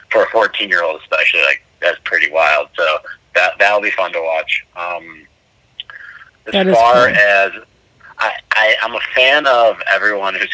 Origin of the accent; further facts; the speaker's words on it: Cleveland, Ohio, United States; now in Sarasota, United States; 30 years old, and I'm from Cleveland, Ohio, uh, but I currently live in Sarasota